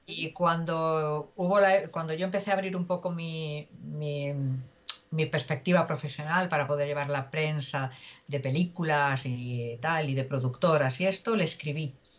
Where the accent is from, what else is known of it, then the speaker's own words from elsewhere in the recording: Galicia, Spain; somos gallegos